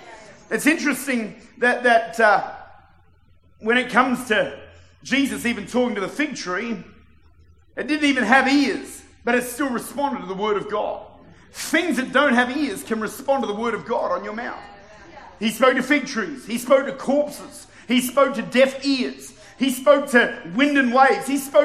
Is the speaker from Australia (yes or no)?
yes; Victoria, Australia; born there; is that I was born in Victoria.